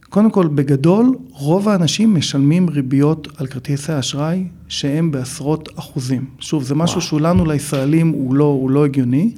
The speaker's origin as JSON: {"language": "Hebrew", "town": "Neve Monosson", "region": "Central District", "country": "Israel", "tie": "born or raised there", "also_born_or_lived": "Chicago, United States / California, United States", "moved": "as an adult", "lives_now": "Los Angeles, United States", "said": "גדלתי בנווה מונוסון"}